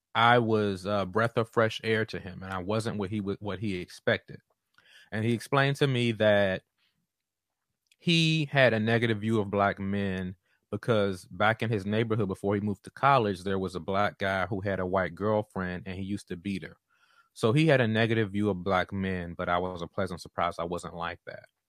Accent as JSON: {"language": "English", "town": "Washington", "region": "District of Columbia", "country": "United States", "tie": "born or raised there", "also_born_or_lived": "North Carolina", "moved": "as an adult", "said": "I'm from Chocolate City, Southeast Washington, D C, um, and was typically in majority black spaces growing up before I went to college"}